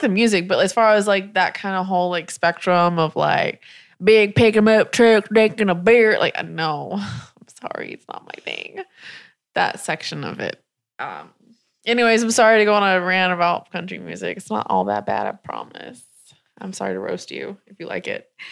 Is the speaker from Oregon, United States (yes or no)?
no; South Carolina, United States; I was raised in South Carolina in a trailer